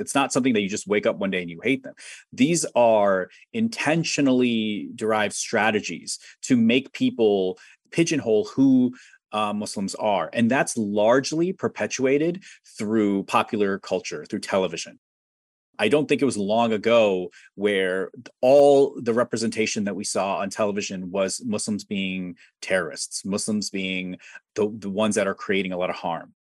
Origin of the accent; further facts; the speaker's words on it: Ohio, United States; I'm from Ohio